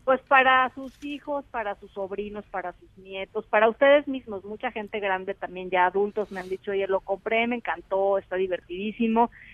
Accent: Mexico; ese mosaico que somos los mexicanos

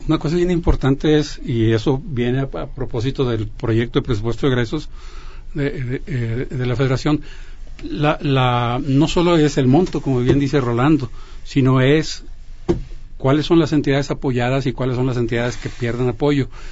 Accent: Mexico; de todos nosotros, de todos como, mexicanos

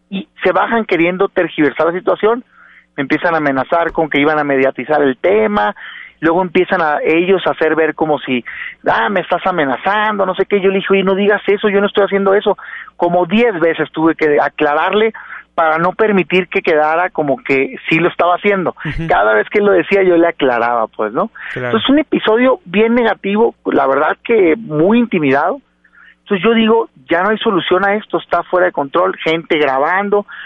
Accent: Hermosillo, Sonora, Mexico; now in Mexico City, Mexico; Mira, yo soy originario de Hermosillo, Sonora. Vivo en la Ciudad de México porque soy secretario general del PAN. Correcto. Pero soy de Hermosillo.

